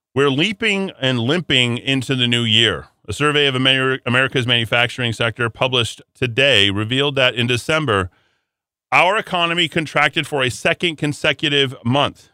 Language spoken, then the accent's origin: English; Albuquerque, New Mexico, United States; my hometown of Albuquerque, New Mexico